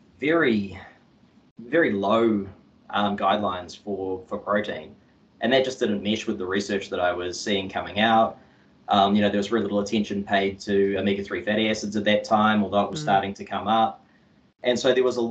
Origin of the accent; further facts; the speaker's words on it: Auckland, New Zealand; I grew up on the North Shore of Auckland, and yeah, I went to school out in Albany